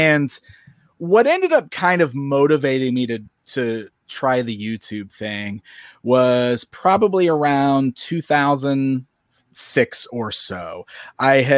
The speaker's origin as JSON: {"language": "English", "town": "Springfield", "region": "Illinois", "country": "United States", "tie": "born or raised there"}